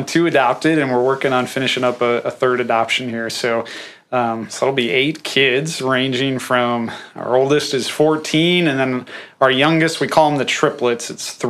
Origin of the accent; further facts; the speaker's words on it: far northeast Iowa, United States; I'm from far northeast Iowa. I think it's the most aesthetically pleasing part of the state of Iowa. It's beautiful